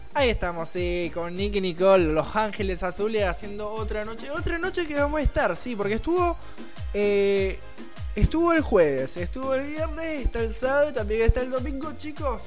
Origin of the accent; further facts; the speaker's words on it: Rosario, Santa Fe, Argentina; en realidad soy de soy, sí, Rosario, Argentina